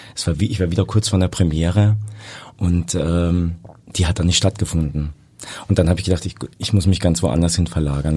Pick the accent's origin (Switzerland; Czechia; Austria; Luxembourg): Austria; Carinthia; also born or lived in Hamburg; now in Vienna, Austria; Ich komme aus dem schönen Kärnten, da bin ich geboren und lebe aber schon über 20 Jahre in Wien.